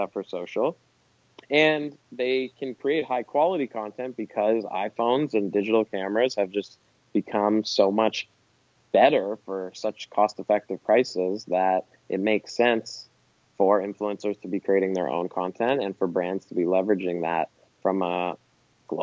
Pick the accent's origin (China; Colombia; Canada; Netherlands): Canada; as a Canadian